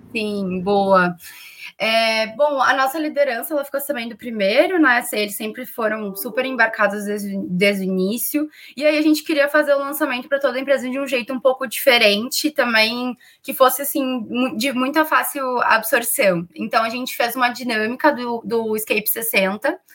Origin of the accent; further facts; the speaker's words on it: Rio Grande do Sul, Brazil; accent: gaúcho; moved away as an adult; now in São Paulo, Brazil; a minha transferência do Rio Grande do Sul para São Paulo, vocês devem perceber pelo meu sotaque que eu sou gaúcha